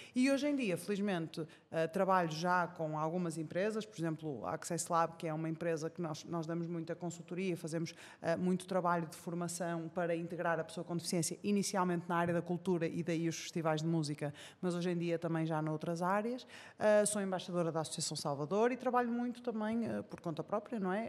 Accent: Porto, Norte, Portugal; sou do Porto, não é? É fácil reparar pelo meu sotaque

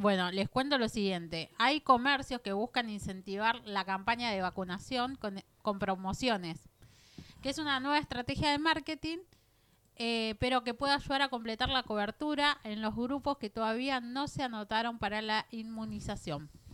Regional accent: Argentina; como argentinos

